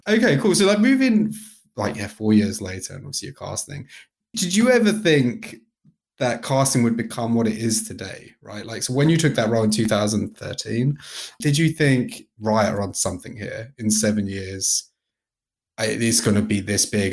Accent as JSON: {"language": "English", "country": "United Kingdom", "said": "I'm British"}